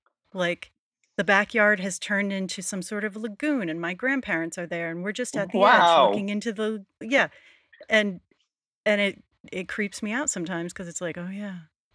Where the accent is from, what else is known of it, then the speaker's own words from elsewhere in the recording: New England, United States; I grew up in New England